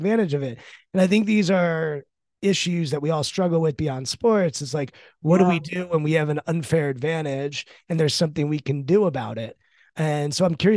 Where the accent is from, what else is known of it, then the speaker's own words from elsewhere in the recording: Maryland, United States; I'm from Maryland